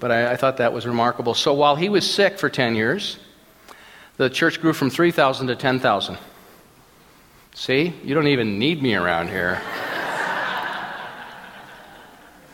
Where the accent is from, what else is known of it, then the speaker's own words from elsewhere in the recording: Minnesota, United States; moved away; I grew up in Minnesota